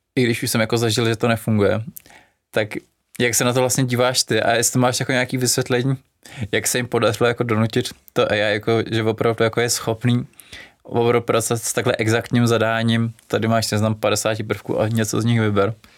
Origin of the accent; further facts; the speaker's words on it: Czechia; u nás v Čechách